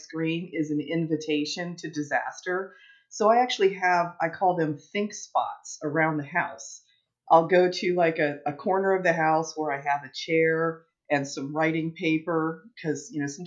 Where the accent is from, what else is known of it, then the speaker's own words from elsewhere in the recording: East Coast, United States; moved away as an adult; now in Phoenix, United States; I'm from the East Coast, but I moved out west